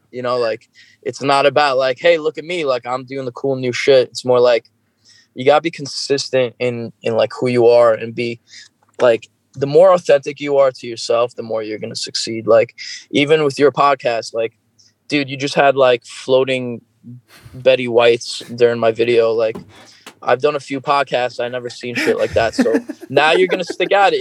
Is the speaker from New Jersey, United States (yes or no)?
no; New York, United States; i am from New York